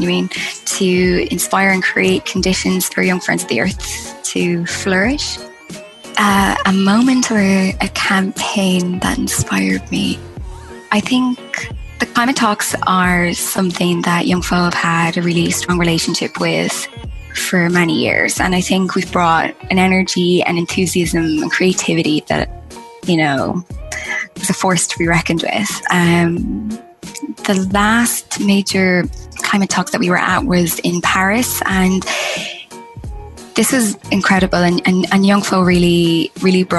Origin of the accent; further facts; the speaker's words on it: Ireland; I'm originally from Ireland